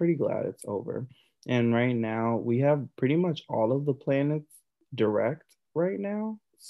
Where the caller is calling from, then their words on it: East Coast, United States; I am tuning in from the East Coast, but you know, the Dirty South now.